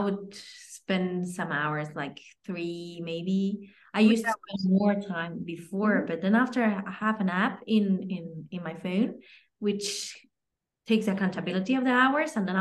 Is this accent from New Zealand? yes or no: no; Spain; I'm from Spain